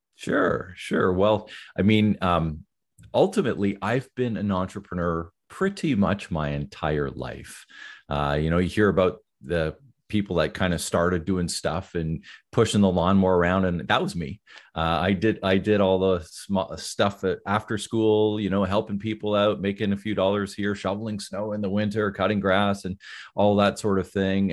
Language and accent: English; Ottawa, Ontario, Canada; also born or lived in near Toronto, Ontario; I grew up in the Ottawa area, which is the capital of Canada.